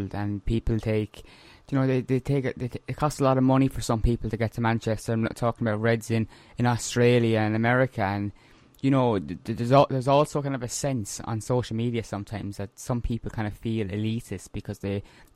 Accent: Ireland; I was born in Ireland, that's where I live

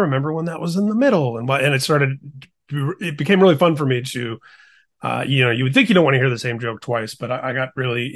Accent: Indiana, United States; moved away as an adult; also born or lived in California; now in Seal Beach, United States; I grew up in Indiana, but I've been in California for the last 20 years.

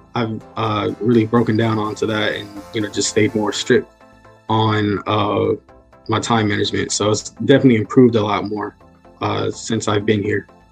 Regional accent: Newport News, Virginia, United States; I'm from Newport News, Virginia, so I'm very local

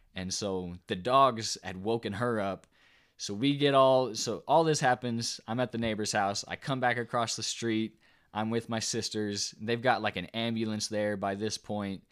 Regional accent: the South, United States; we're, we're from the South

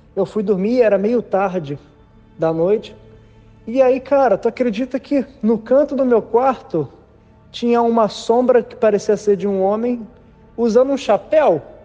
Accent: Niterói, Rio de Janeiro, Brazil; moved away as an adult; now in Florida, United States; eu sou de Niterói, Rio de Janeiro, mas já há aproximadamente seis anos eu moro na Flórida

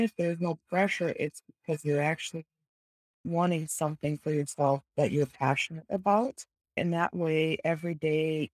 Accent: Kazakhstan; moved away; I am originally from Kazakhstan, Central Asia

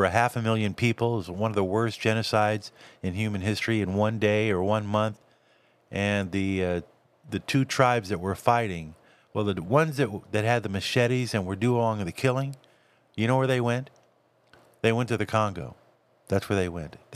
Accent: California, United States; also born or lived in Texas / Florida; I grew up in Southern California. Uh, I grew up in, in some areas of, of Dallas and Fort Worth, uh, and, and also in um, Florida, South Florida.

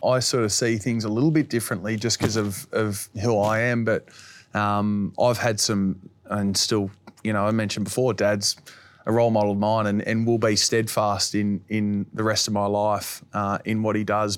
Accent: Finley, New South Wales, Australia; I was once a kid growing up in Finley

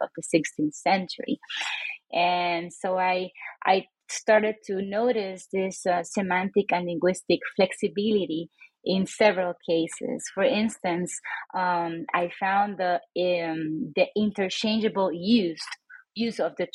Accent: San Juan, Puerto Rico; moved away as an adult; now in Reno, United States; I was born and raised in San Juan, Puerto Rico, a little island in the Caribbean.

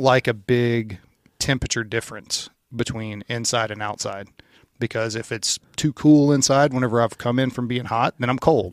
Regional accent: Louisiana, United States; I grew up in Louisiana

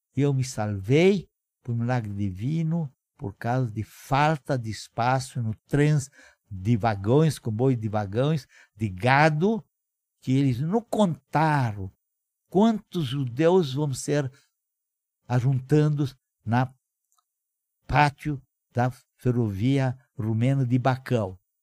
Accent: Moinești, Bacău County, Romania; Portuguese is a second language; now in Brazil; Nasci na Romênia, na província de Moldova. Minha cidade natal, chamada Moinest

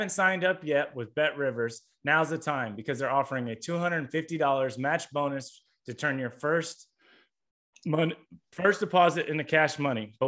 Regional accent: Indiana, United States; I grew up in Indiana

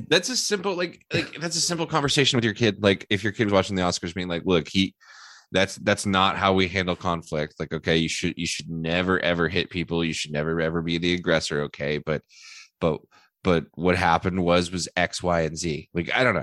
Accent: Houston, Texas, United States; I'm from Houston

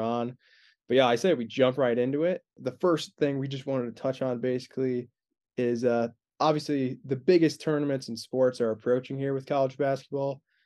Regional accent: Indiana, United States; two, two Indiana guys

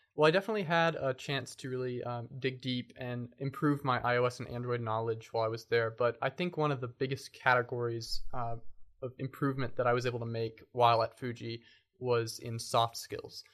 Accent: Lexington, Kentucky, United States; also born or lived in Bowling Green, Kentucky; I was born and raised in Lexington, Kentucky

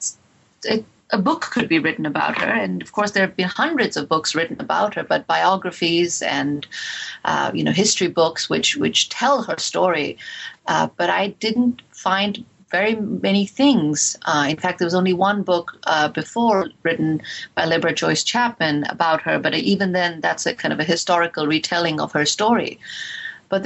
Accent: India; growing up in India

